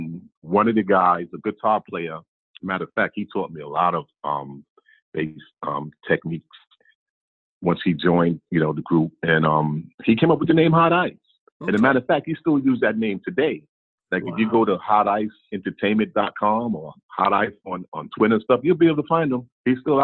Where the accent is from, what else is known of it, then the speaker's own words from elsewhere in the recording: New York City, New York, United States; Born and raised in Brooklyn, out in Brownsville